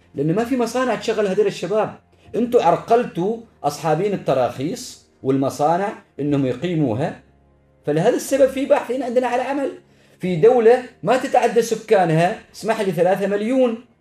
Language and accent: Arabic; Oman; أنا من سلطنة عمان